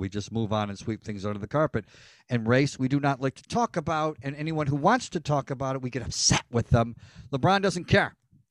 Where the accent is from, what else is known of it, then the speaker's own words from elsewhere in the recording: Ireland; It's a very European thing. I'm Irish.